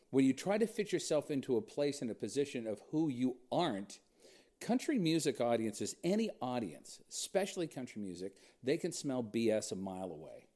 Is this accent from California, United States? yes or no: yes; Huntington Beach, California, United States; I grew up in Huntington Beach, California.